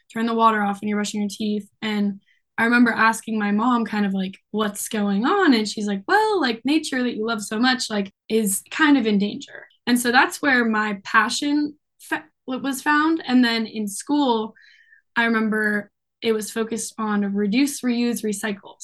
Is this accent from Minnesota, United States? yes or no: no; Seattle, Washington, United States; also born or lived in Vashon Island, Washington; I grew up on Alki Beach, which is on the west side of Seattle, Washington